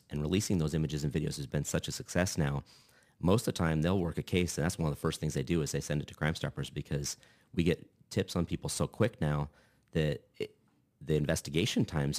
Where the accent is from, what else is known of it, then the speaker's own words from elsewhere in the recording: Lincoln, Nebraska, United States; Born and raised. I escaped for 2 years, went to Kearney for school for a couple of years, and decided that smaller wasn't my thing and came back to Lincoln